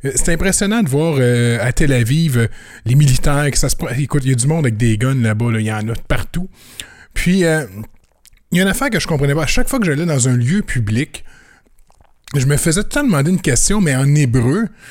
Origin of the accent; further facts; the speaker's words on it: Canada; je suis canadien